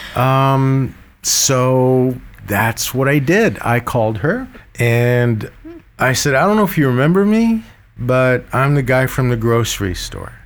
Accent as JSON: {"language": "English", "country": "Egypt", "tie": "born or raised there", "moved": "yes", "said": "I was born in Egypt, uh, with an Armenian name like"}